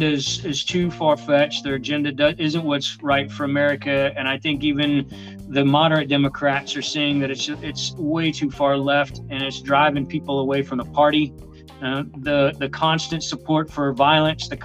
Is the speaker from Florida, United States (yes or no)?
yes; Florida, United States; now in Nashville, United States; I'm originally from Florida. I'm now a Tennessee resident up here in Nashville